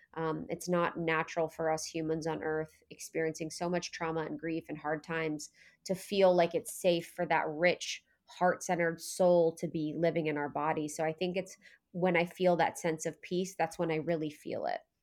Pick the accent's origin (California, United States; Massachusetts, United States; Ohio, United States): Ohio, United States; I was born in Ohio